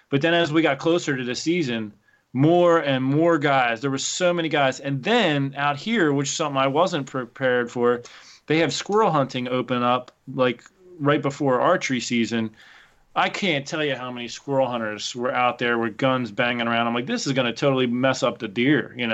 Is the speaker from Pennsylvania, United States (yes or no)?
yes; Pennsylvania, United States; So I came from Pennsylvania. Literally out my back door was 13,000 acres of public hunting ground.